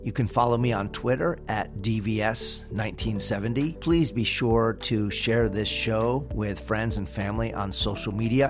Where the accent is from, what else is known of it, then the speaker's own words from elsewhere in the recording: East Coast, United States; now in San Diego, United States; I grew up on the East Coast, so we'd have snow days.